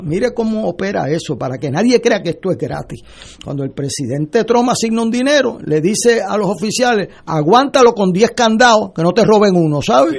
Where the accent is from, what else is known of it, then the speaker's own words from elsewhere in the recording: Puerto Rico; para mí me duele como puertorriqueño